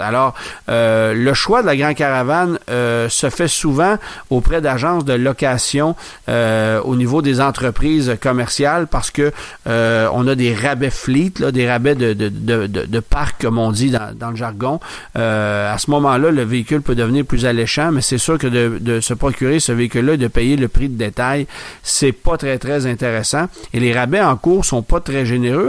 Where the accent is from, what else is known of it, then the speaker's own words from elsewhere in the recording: Canada; chez nous, au Canada